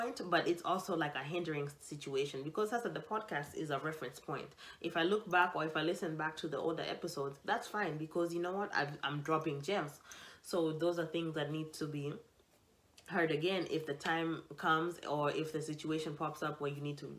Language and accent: English; Kenya; I'm Kenyan